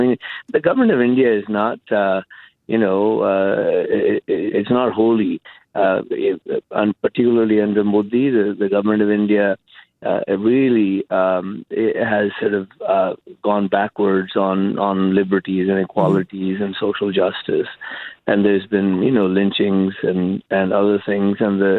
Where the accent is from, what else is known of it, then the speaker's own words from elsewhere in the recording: Canada; I'm a Canadian.